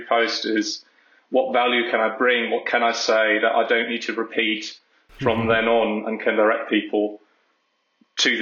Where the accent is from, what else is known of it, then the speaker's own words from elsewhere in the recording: Germany; I've been living in Germany almost all my life.